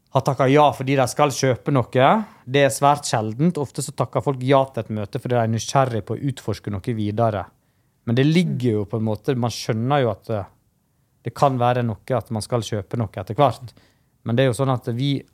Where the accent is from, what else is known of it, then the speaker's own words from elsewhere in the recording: Stryn, Vestland, Norway; also born or lived in India; jeg er adoptert fra India, da, så jeg har jo ei historie der jeg kjøpte med safran fra India og gikk rundt og solgte det på de lokale restaurantene i Stryn